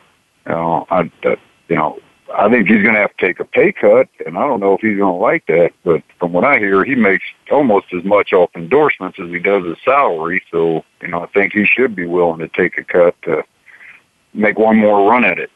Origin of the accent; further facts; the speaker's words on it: Colorado, United States; moved away; I'm from Colorado originally.